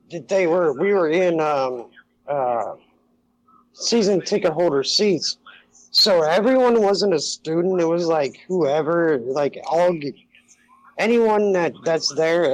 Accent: Cincinnati, Ohio, United States; I'm from Cincinnati, and I love Notre Dame, I love my Reds, I love everything about Ohio except Ohio State

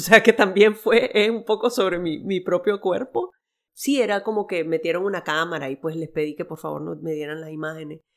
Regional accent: Nicaragua; moved away; also born or lived in El Salvador; nosotros llegamos a Nicaragua. En los, yo tenía seis meses

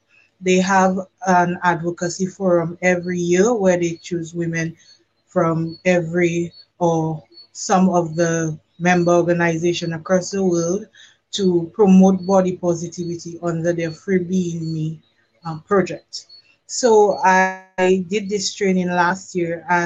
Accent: Dominica; now in Barbados; I am Dominican

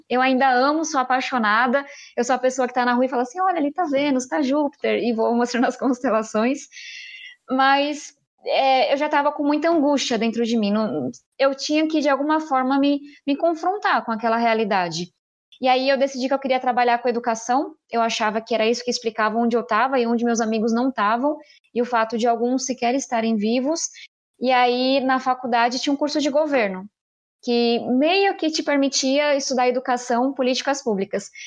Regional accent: São Paulo, Brazil; eu venho da periferia de São Paulo

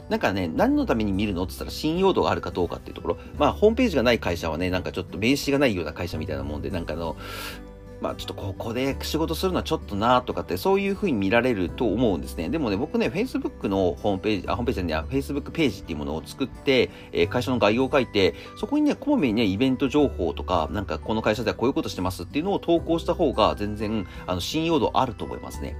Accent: Akita, Japan; moved away; 地元の秋田に帰って

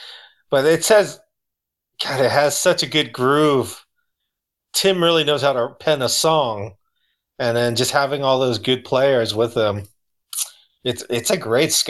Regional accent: West Coast, United States; luckily growing up on the West Coast

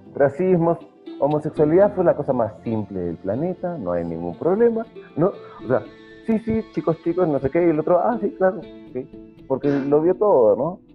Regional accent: Peru; habiendo vivido muchos, muchos, muchos años de, mi infancia en Perú

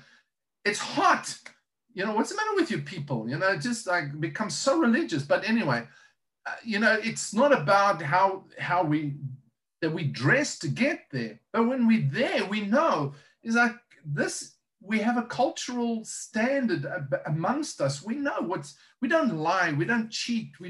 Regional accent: South Africa; moved away as an adult; now in United States; I'm South African.

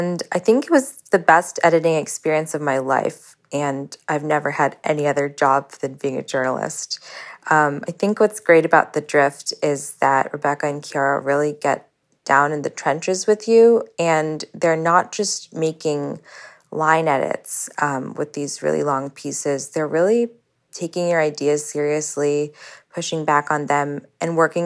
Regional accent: United States; moved away as an adult; also born or lived in Indonesia; I'm a child of immigrants who grew up identifying wholly as an American, a sensibility nurtured from our suburban public schools to our private universities

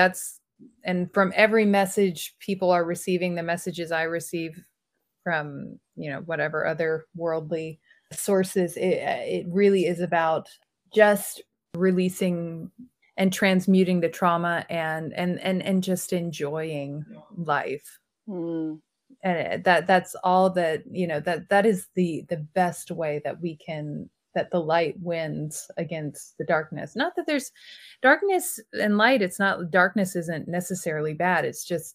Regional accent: Mississippi, United States; moved away as an adult; also born or lived in New York / South Dakota / California; now in Paris, France; I grew up in Mississippi where we have hurricanes

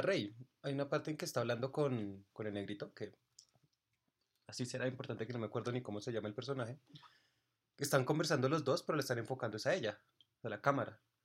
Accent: Colombia

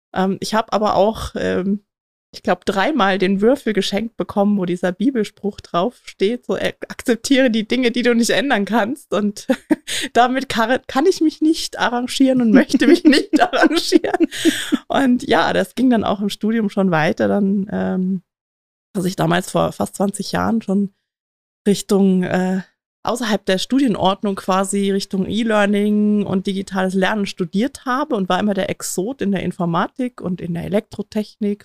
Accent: East Germany, Germany; ich bin im Osten groß geworden

